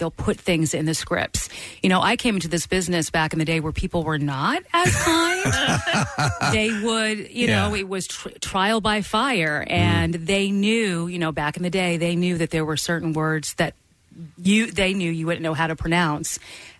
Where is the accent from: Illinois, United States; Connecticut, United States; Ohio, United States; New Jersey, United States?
New Jersey, United States; Ocean Township; also born or lived in Long Island / Bronx; I'm from Jersey, Ocean Township, Monmouth County.